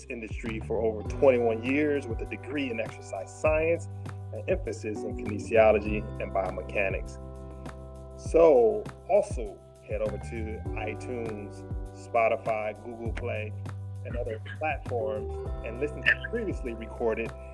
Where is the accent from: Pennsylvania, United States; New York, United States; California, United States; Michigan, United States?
Michigan, United States; you are from the same home state that I'm from.